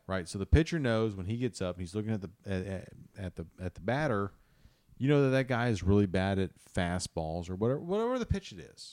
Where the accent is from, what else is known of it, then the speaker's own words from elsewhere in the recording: Kansas City, United States; I'm a Royals fan 'cause I grew up in Kansas City